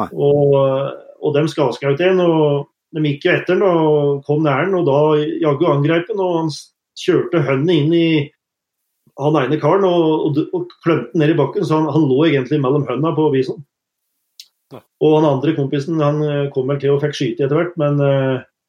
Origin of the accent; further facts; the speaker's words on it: Norway; moved away as an adult; now in Canada; hjemme i Norge